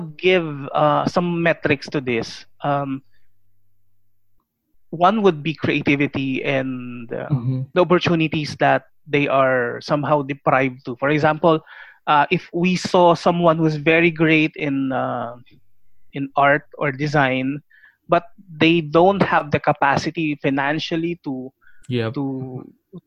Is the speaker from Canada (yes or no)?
no; Philippines